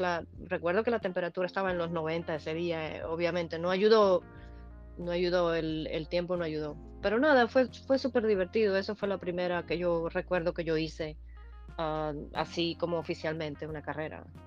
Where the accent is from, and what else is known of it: Holguín, Cuba; born or raised there; moved away as an adult; also born or lived in San Antonio del Sur, Guantánamo, Cuba / Florida, United States; now in California, United States